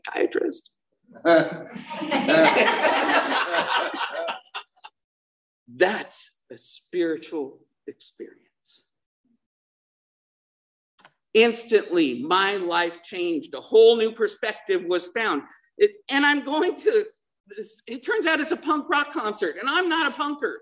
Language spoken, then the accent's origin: English; Salt Lake City, Utah, United States; also born or lived in Missouri; now in Dana Point, United States; I grew up in Salt Lake City